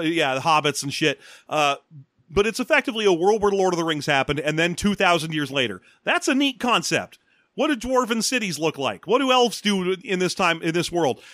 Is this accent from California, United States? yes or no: yes; Los Angeles, California, United States; I grew up in Los Angeles during the riots